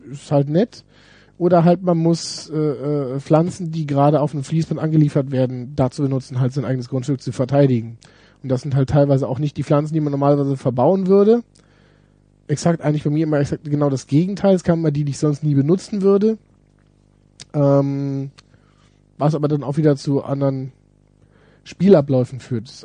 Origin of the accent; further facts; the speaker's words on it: Düsseldorf, North Rhine-Westphalia, Germany; Ich komme ja aus Düsseldorf. wir haben hier so, so Siedlungen mit, die, mit Japanern.